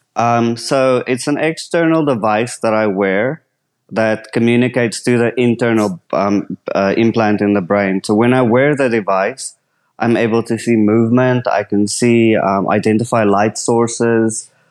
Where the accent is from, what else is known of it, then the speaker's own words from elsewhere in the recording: South Africa; I'm from South Africa